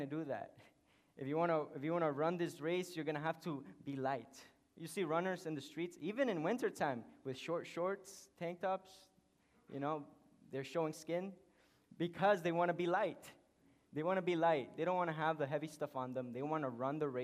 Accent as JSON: {"language": "English", "country": "Honduras", "tie": "born or raised there", "second_language": "English", "moved": "yes", "said": "I was born in Honduras."}